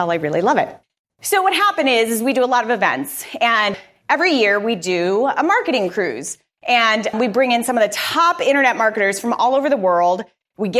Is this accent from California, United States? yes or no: no; Arizona, United States; moved away as an adult; also born or lived in Florida; now in Tampa, United States; I'm from Arizona.